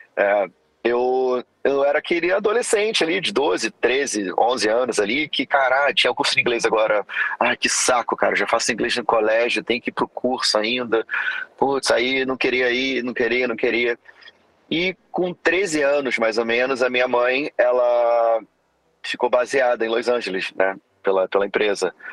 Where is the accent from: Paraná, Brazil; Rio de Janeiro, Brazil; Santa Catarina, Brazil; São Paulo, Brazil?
Rio de Janeiro, Brazil; moved away as an adult; also born or lived in Florida, United States; eu sou oriundo aqui do Rio de Janeiro